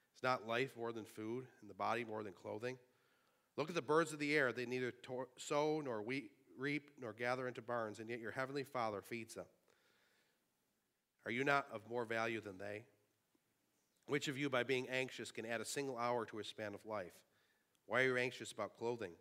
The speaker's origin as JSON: {"language": "English", "town": "Sanborn", "region": "New York", "country": "United States", "tie": "born or raised there"}